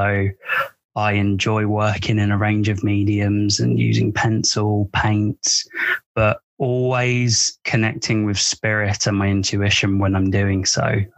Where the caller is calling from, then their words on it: United Kingdom; I'm speaking from the United Kingdom.